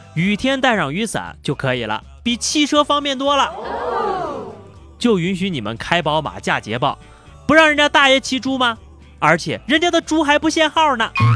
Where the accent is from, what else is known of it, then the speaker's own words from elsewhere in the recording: Anyang, Henan, China; moved away; 在我的老家河南安阳